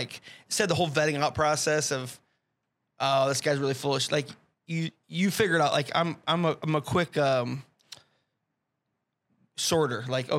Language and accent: English; Fort Dodge, Iowa, United States; I grew up in Fort Dodge.